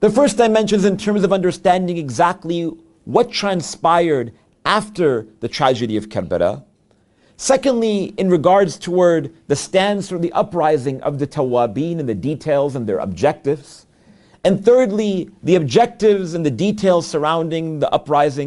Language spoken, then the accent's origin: English; United States; we're from the United States